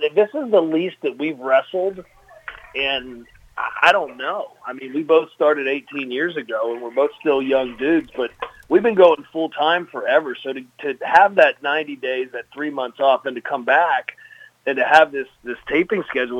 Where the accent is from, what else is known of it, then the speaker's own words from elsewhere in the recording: Cumberland, Maryland, United States; moved away as an adult; now in Georgia, United States; I grew up, born and raised in Cumberland, Maryland